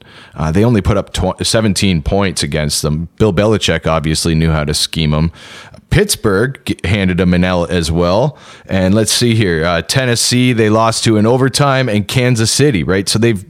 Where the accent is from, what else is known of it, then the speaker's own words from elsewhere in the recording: Ontario, Canada; So We're From Southern Ontario.